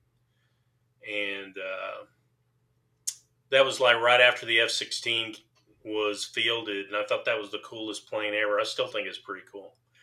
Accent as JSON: {"language": "English", "town": "Waco", "region": "Texas", "country": "United States", "tie": "born or raised there", "said": "we were growing up in Waco."}